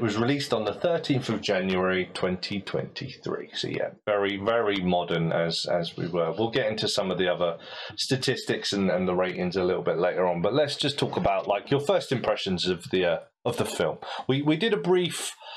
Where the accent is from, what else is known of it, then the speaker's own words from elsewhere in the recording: United Kingdom; as a British ear